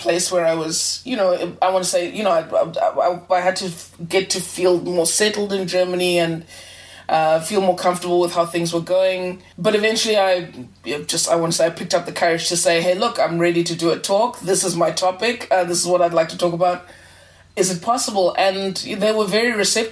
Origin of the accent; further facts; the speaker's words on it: South Africa; also born or lived in Zimbabwe; I was born in Zimbabwe and immigrated to South Africa with my family.